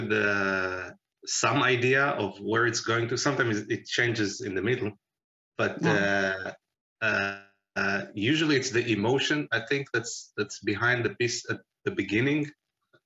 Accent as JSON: {"language": "English", "country": "Israel", "tie": "born or raised there", "moved": "as an adult", "lives_now": "Pittsburgh, United States", "said": "I was born in Israel and we moved here in 2008 with the family"}